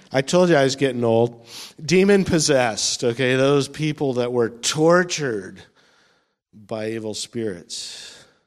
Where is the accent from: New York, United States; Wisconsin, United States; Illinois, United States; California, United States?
California, United States; moved away as an adult; also born or lived in Florida; when I move back to my home state